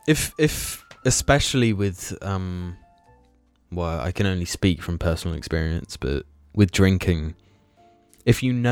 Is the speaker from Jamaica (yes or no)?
no; United Kingdom; as a British person